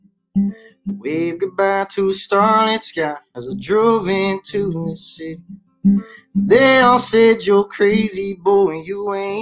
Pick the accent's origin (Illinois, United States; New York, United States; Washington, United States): Washington, United States; moved away as an adult; also born or lived in Montana / Nashville; I grew up playing sports in Washington and moved around a bit